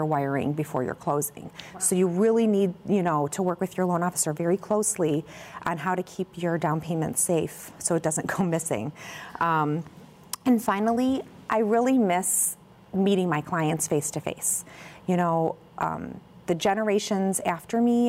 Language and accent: English; Crest Hill, Illinois, United States; also born or lived in Chicago, United States / Naperville, United States; I grew up in Crest Hill, just next door, not too far from here from Naperville, and lived there until I went to Illinois State